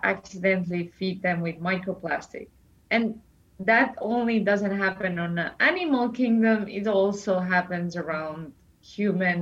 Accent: Estonia; I come from Estonia

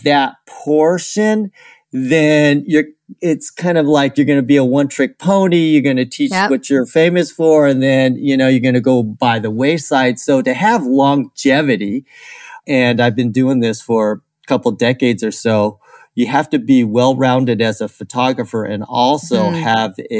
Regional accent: California, United States; I'm from California

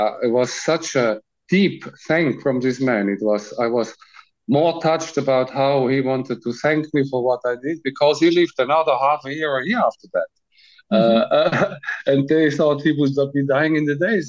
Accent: Switzerland; I'm from Switzerland.

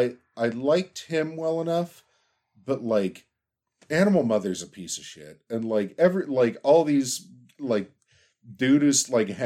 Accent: Pittsburgh, Pennsylvania, United States; For everybody's knowledge, I'm from Pittsburgh

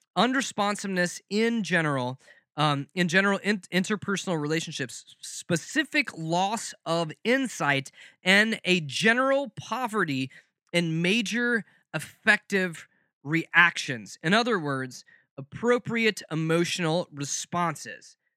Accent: the South, United States; growing up in the South

